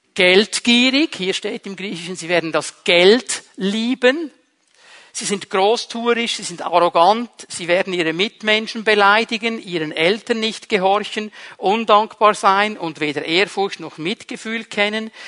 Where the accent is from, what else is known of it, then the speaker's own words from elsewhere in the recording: Switzerland; bei uns in der Schweiz